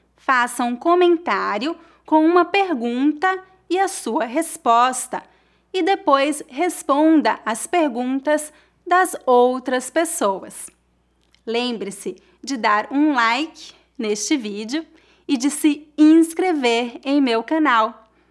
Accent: Brazil; now in Brooklyn, United States; Eu sou brasileira, mas eu moro nos Estados Unidos.

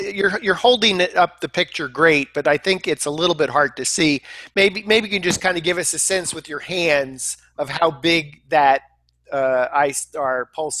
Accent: United States; I'm an American

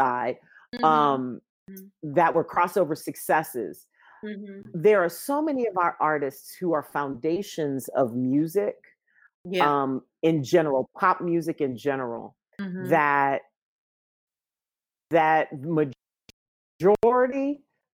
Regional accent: Louisiana, United States; now in Chicago, United States; I grew up in Louisiana.

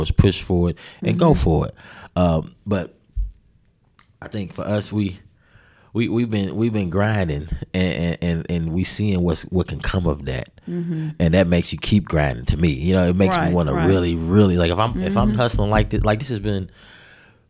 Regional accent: Charleston, West Virginia, United States; in our neighborhood, I'm from the West Side, and then Charleston period

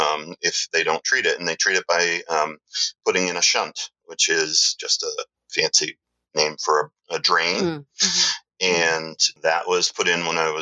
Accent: Canada; I was going to mention I'm Canadian. {S0} Okay. {S1} So half Canadian.

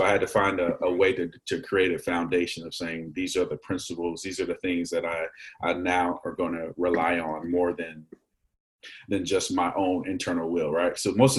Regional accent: Frederick, Maryland, United States; also born or lived in North Carolina / Texas / Virginia; so I grew up late elementary school, middle school, and high school in Frederick, Maryland.

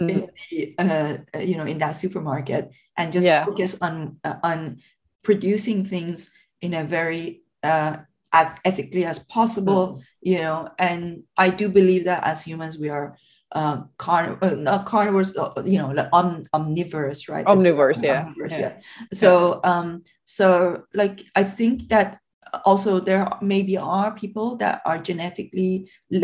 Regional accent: Iran; moved away; also born or lived in Scotland; when I was growing up in Iran

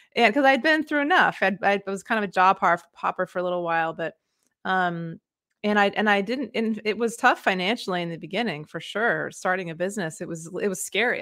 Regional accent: Maine, United States; moved away as an adult; also born or lived in West Africa / Mexico; I grew up in Maine, and that's where I am now

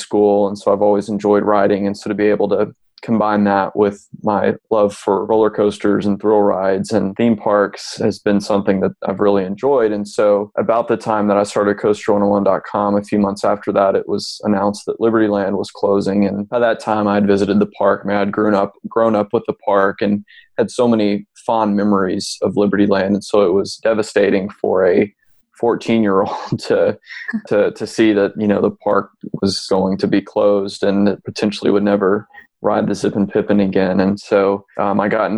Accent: Memphis, Tennessee, United States; I was born and raised in Memphis

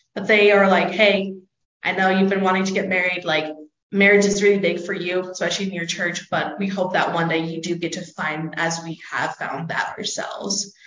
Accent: Palmdale, California, United States; moved away as an adult; now in Rexburg, United States; I'm actually from Southern California, Los Angeles area. If you don't know where that is, just look up Mojave Desert or Palmdale.

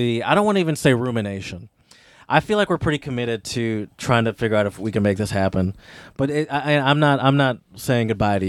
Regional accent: United States; also born or lived in Meerbusch, Germany; I'm an American.

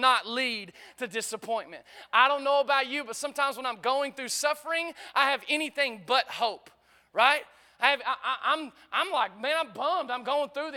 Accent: United States; growing up in America

